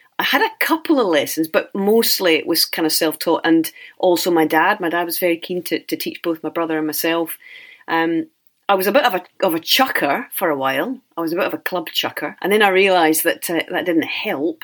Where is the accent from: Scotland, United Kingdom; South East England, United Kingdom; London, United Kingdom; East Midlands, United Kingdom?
Scotland, United Kingdom; Cardross; also born or lived in St Andrews, Fife; Well, I was born in St Andrews, that's right. And I lived in Fife, the Kingdom of Fife, for the first 4 years of my life. And then I moved across to the other side of Scotland. And I was there in a wee place called Cardross